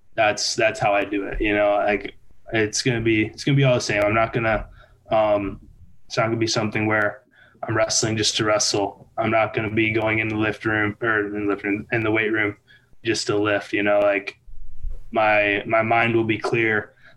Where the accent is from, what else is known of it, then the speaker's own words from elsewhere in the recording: Michigan, United States; born there; also born or lived in Kentucky / Minnesota / Colorado; I've lived in Michigan. I was born in Michigan. I've lived in Kentucky, Minnesota, Colorado.